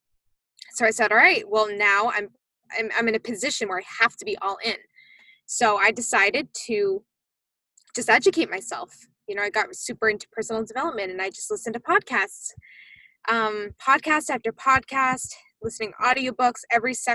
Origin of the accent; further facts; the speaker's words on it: Massachusetts, United States; I am originally from Massachusetts